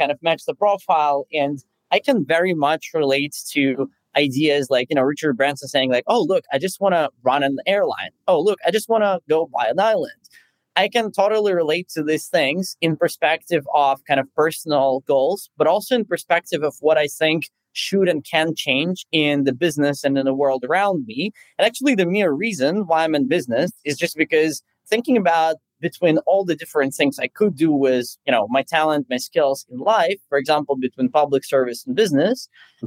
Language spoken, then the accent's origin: English; Moscow, Russia; also born or lived in Silicon Valley; now in Germany; I'm actually originally from Moscow